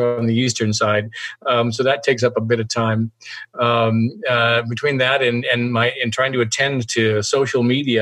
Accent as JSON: {"language": "English", "town": "Yakima", "region": "Washington", "country": "United States", "tie": "born or raised there", "also_born_or_lived": "Seattle, Washington", "said": "that's my hometown, Yakima, Washington. I grew up there for the first, 17, 18 years. I born there, raised there"}